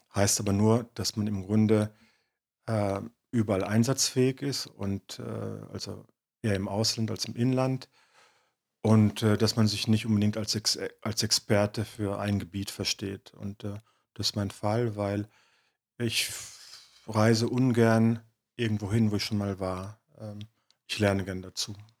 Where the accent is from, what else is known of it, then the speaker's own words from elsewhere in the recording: Detmold, North Rhine-Westphalia, Germany; das Dorf Pivizeide, dort, wo ich geboren bin, wo ich aufgewachsen bin